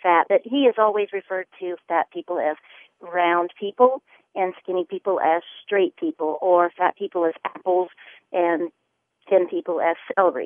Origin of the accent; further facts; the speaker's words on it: the South, United States; also born or lived in the North; I grew up in the South most of my life. I lived in the North for a little while, but I grew up my teenage years in the South